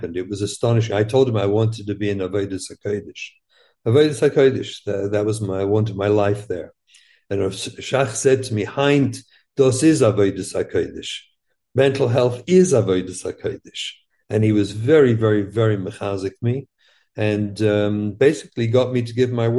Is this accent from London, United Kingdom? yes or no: yes; London, United Kingdom; moved away as an adult; we grew up in England.